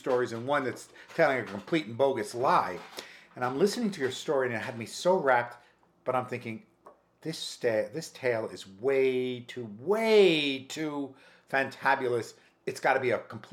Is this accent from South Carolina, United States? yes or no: no; White Plains, New York, United States; moved away as an adult; also born or lived in Harlem, New York City / Lima, Peru; now in New York City, United States; I am originally from White Plains, New York